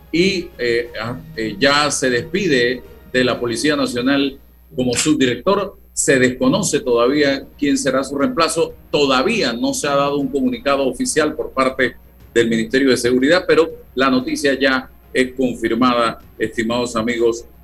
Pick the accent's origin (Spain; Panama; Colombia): Panama; Me he privado de muchas cosas, como muchos panameños